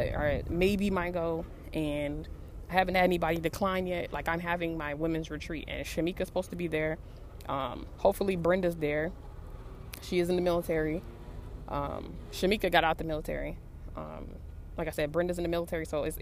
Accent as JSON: {"language": "English", "region": "West Coast", "country": "United States", "said": "I'm from the West Coast."}